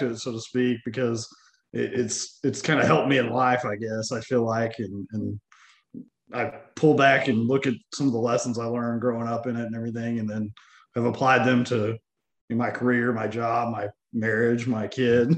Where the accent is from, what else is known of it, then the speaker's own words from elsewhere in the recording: Cushing, Oklahoma, United States; now in Stillwater, United States; I grew up in Cushing, which is about 30 minutes from Stillwater